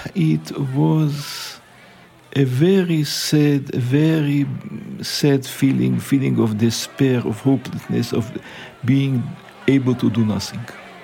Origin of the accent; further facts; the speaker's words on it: Riga, Latvia; born there; English is a second language; I was born in Riga.